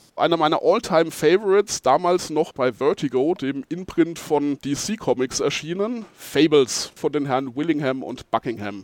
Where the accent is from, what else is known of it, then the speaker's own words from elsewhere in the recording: Geldersheim, Bavaria, Germany; ich bin äh, aus Geldersheim bei Schweinfurt